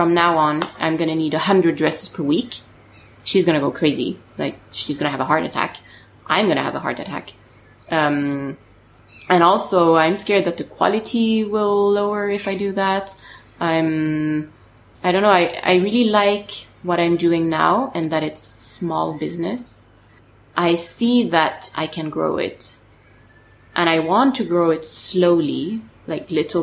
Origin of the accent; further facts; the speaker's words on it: suburbs of Paris, Île-de-France, France; English is a second language; I grew up actually in the suburbs of Paris